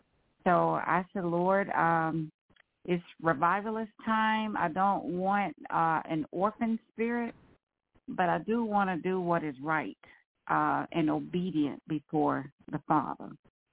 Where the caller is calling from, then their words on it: Texas, United States; Hello, woman of God. … from Texas.